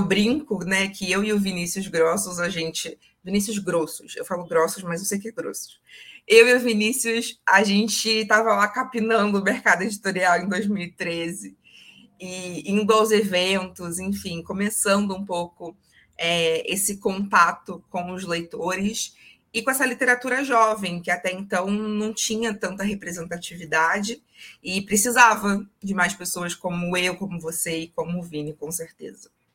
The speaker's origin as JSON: {"language": "Portuguese", "town": "Niterói", "region": "Rio de Janeiro", "country": "Brazil", "tie": "born or raised there", "said": "Eu falo de Niterói, Rio de Janeiro, minha cidade natal"}